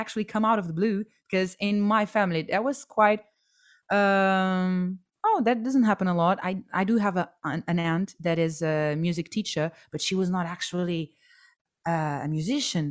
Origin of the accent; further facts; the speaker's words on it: Portugal; moved away; as I was growing up in Portugal